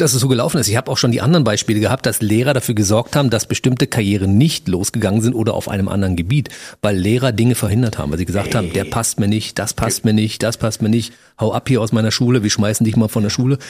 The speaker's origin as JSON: {"language": "German", "region": "Berlin", "country": "Germany", "said": "ich kann ja auch Hochdeutsch als Berliner"}